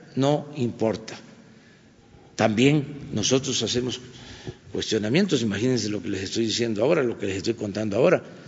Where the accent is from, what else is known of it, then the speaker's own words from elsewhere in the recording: Mexico; todos somos mexicanos